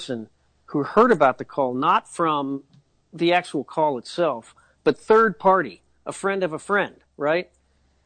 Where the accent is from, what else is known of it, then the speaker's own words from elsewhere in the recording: Indiana, United States; We're both from Indiana